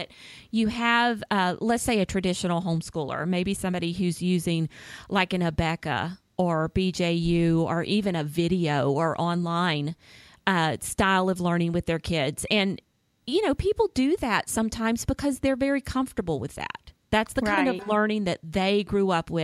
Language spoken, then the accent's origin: English; Florida panhandle, United States; moved away as an adult; also born or lived in Tampa, Florida; now in Alabama, United States; I grew up in the panhandle part of Florida, just north of the beaches